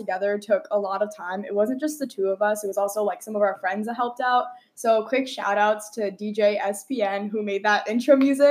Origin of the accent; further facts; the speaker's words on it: Long Island, New York, United States; moved away as an adult; I'm from Long Island, New York, and I went to a high school called Herricks High School.